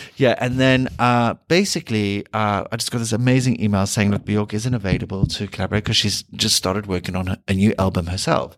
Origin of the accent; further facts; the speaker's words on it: South Africa; moved away; being South African